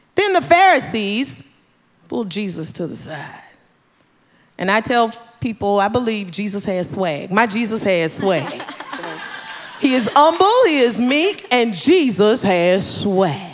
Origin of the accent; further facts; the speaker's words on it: Tennessee, United States; growing up in Tennessee, Mission Ridge Missionary Baptist Church, where my father was the pastor